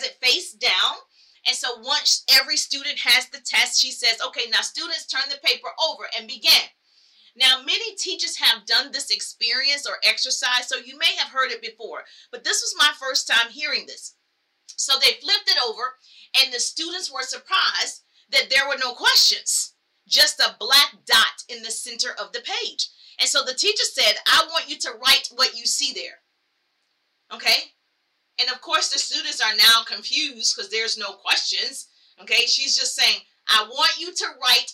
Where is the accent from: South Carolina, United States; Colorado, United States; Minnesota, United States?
South Carolina, United States; So I grew up in the South. I'm from South Carolina.